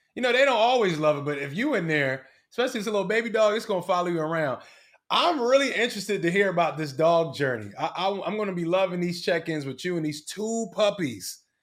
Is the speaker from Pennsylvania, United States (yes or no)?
yes; Philadelphia, Pennsylvania, United States; I'm from Philly